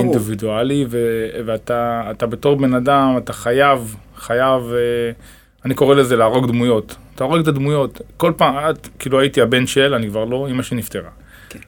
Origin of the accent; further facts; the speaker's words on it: Dimona, Southern District, Israel; גדלתי ב... בדימונה